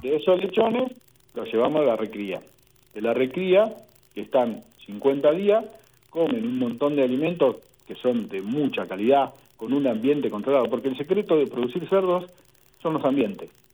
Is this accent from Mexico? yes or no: no; Saladillo, Buenos Aires Province, Argentina; yo soy de Saladillo, de la provincia de Buenos Aires.